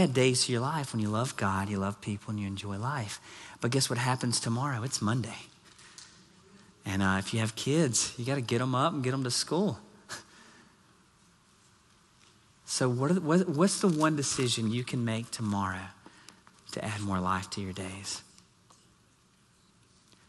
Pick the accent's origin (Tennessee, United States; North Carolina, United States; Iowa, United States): Tennessee, United States; Nashville; now in Surprise, United States; I'm from Music City, I call Nashville home